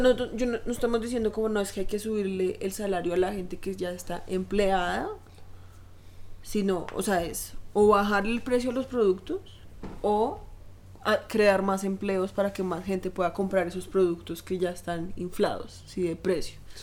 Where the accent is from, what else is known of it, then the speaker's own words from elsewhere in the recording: Colombia; acá en Colombia